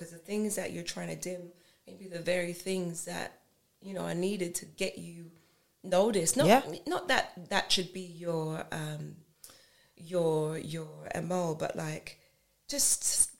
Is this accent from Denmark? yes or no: no; Nigeria; And I'm going to say it because I'm Nigerian.